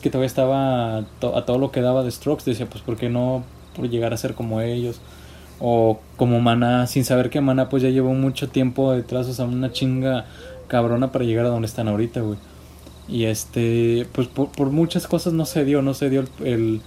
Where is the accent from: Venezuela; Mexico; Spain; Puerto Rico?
Mexico; como buen mexicano